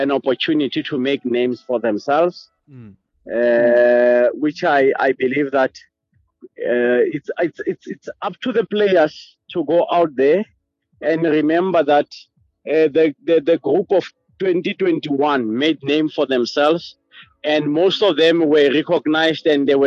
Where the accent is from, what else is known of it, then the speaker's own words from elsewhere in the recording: South Africa; moved away as an adult; now in Botswana; I'm a South African. I respect my country